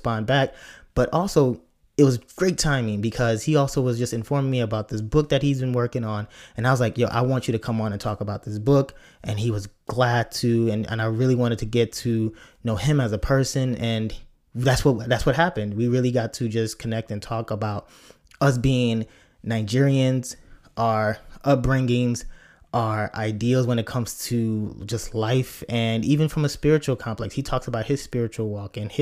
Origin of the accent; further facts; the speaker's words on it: Chicago, Illinois, United States; I'm a Chicagoan